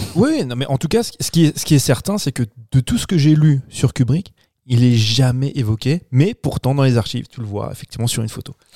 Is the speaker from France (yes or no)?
yes; France; chez nous en France